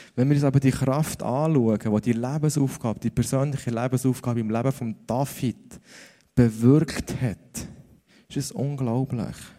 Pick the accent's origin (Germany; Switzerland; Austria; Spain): Switzerland; dass ich in der Schweiz aufgewachsen bin